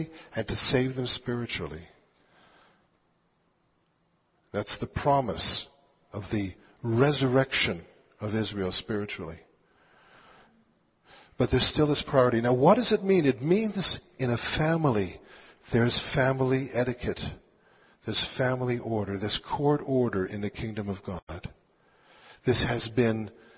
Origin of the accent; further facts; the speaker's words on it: Quebec, Canada; I grew up in Quebec